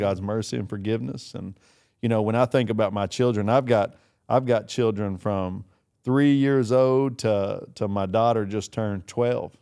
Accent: Kentucky, United States; I'm from Kentucky

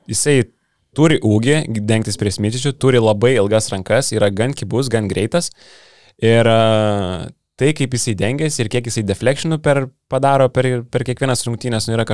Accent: Vilnius, Vilnius County, Lithuania; Jo, bet aš iš Vilnius tai.

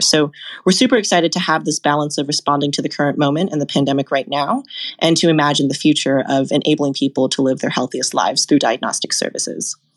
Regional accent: Seattle, Washington, United States; I grew up in Seattle

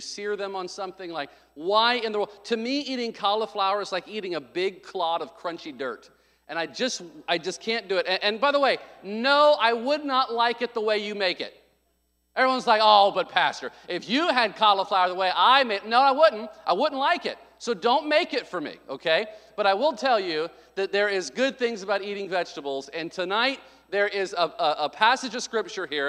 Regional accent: the South, United States; moved away; I came from the South

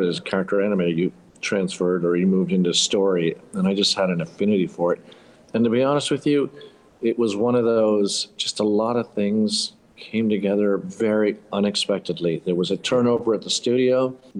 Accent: Panama; also born or lived in United States; Where are you from? Yeah, it's a long story. My father moved to Panama after World War II, raised my brothers and I, went to school in the States.

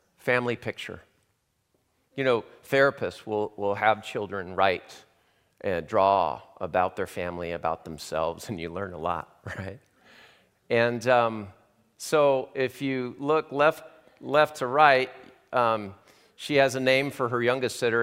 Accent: Southern California, United States; moved away; I'm from Southern California

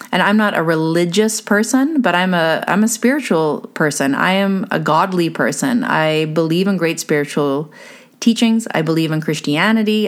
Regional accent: Canada; being Canadian

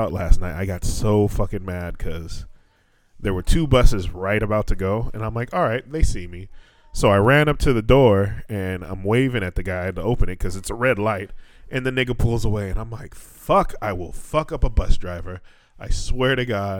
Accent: Atwater, California, United States; now in Fukuoka, Japan; When we were growing up in Atwater

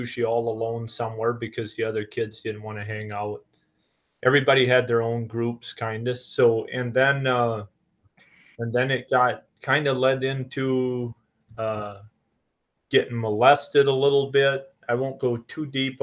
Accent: Marlette, Michigan, United States; I was born in Marlette, Michigan, down kind of up in the Thumb area

